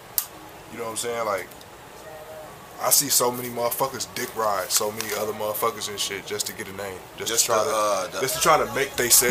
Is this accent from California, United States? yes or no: no; Peoria, Illinois, United States; No matter where I go or where I'm at, like, I'm still from Peoria, Illinois.